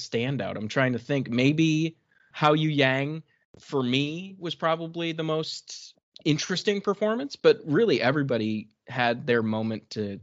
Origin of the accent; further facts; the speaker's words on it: United States; as an American